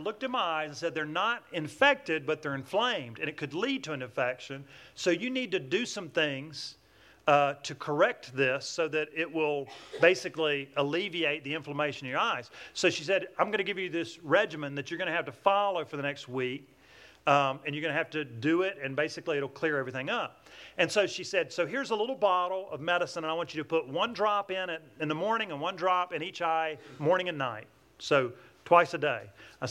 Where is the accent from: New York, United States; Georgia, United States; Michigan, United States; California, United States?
Georgia, United States; Atlanta; accent: southern twang; I'm from Atlanta, Georgia. That's where I get this southern twang.